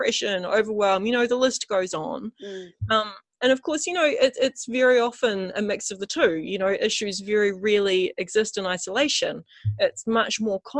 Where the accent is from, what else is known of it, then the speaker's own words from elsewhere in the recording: Christchurch, Canterbury, New Zealand; I'm from New Zealand, and specifically I'm from a place called Christchurch